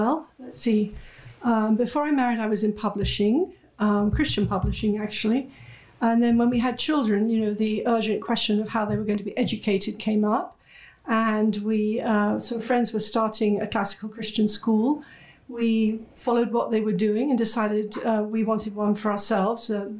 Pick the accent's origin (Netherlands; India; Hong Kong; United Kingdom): United Kingdom; moved away as an adult; now in United States; I'm British, but I'm also a proud American. I've been in this country nearly 30 years. I came here with my husband's job.